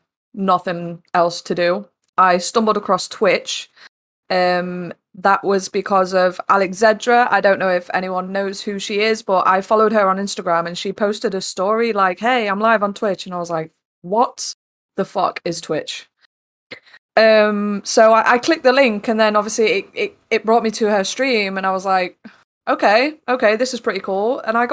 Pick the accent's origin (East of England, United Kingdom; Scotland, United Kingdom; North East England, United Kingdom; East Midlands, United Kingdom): East Midlands, United Kingdom; also born or lived in Newcastle; now in South West England; So I currently live in the southwest. I grew up in the East Midlands, though. I've lived in Newcastle.